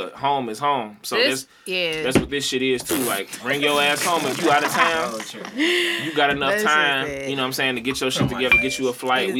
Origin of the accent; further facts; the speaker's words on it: St. Louis, Missouri, United States; I'm from Shreve.